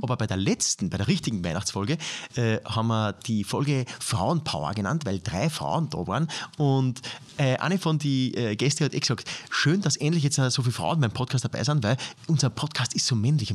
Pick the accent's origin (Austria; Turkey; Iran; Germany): Austria; aus meiner Heimatgemeinde